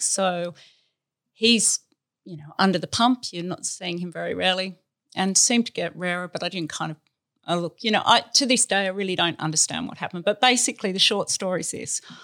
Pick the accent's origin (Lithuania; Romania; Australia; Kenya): Australia; we're Australian and we've always been in Australia, but we're from the country. I'm a country girl